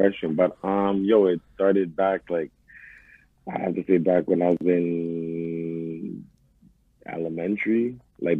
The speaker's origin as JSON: {"language": "English", "town": "Montreal", "region": "Quebec", "country": "Canada", "tie": "born or raised there"}